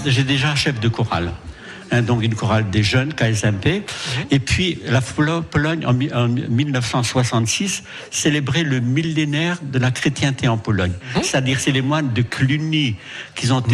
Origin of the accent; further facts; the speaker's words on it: Marles-les-Mines, Hauts-de-France, France; je suis né à Marle-les-Mines et dans la cité du Rond-Point